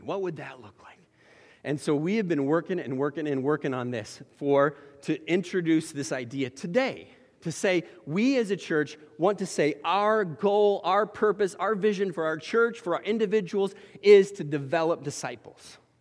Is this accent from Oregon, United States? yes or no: yes; Oregon, United States; moved away; I grew up in Oregon